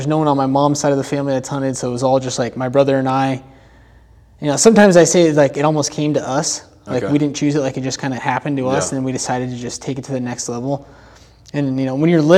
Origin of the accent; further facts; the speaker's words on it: Des Moines area, central Iowa, United States; moved away as an adult; now in Las Vegas, United States; I grew up in like central Iowa, Des Moines area.